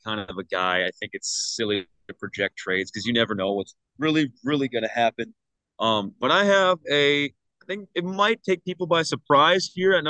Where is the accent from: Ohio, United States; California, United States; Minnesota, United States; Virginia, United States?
Minnesota, United States; also born or lived in Fargo area; I'm from Minnesota. I'm from the Midwest